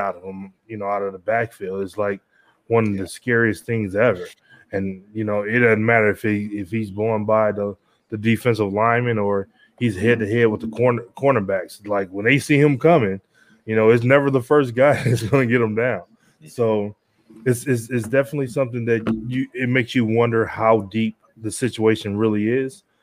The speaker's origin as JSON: {"language": "English", "town": "Detroit", "region": "Michigan", "country": "United States", "tie": "born or raised there", "said": "I'm born, I was born in Detroit"}